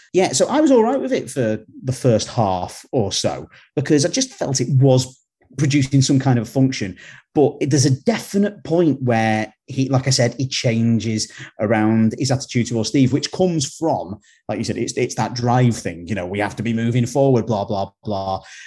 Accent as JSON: {"language": "English", "country": "United Kingdom", "said": "we're from Britain"}